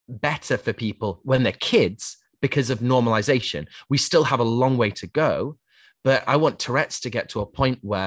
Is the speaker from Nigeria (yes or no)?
no; Yorkshire and the Humber, United Kingdom; I grew up in Yorkshire